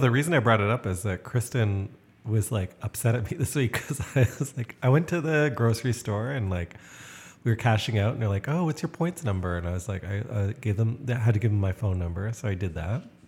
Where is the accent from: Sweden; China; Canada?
Canada; as a Canadian, I'm considered extremely straightforward